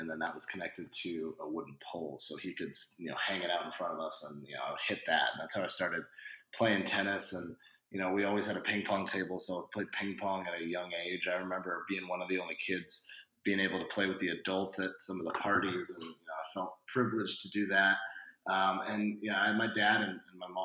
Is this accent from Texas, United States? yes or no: no; Chico, California, United States; I'm from Chico, California, which is a small town in Northern California. And I thought growing up, my PE background was awesome